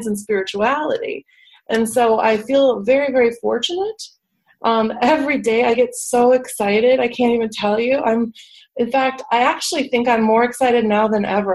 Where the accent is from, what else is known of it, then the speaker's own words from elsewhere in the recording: Schaumburg, Illinois, United States; moved away as an adult; also born or lived in Atlanta, Georgia / Los Angeles, California; now in California, United States; I grew up in the Midwest. I'm from Schaumburg, Illinois.